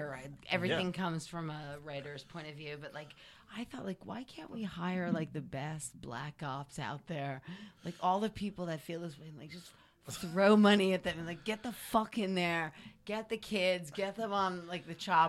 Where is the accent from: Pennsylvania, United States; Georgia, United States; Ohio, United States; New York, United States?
New York, United States; New York City; I grew up in the Bronx.